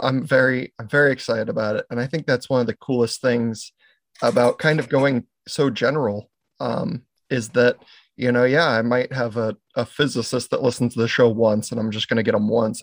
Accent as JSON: {"language": "English", "area": "Maui", "region": "Hawaii", "country": "United States", "tie": "born or raised there", "also_born_or_lived": "Oregon", "moved": "yes", "lives_now": "Pacific Northwest, United States", "said": "I was born in Oregon, but I was raised in Hawaii"}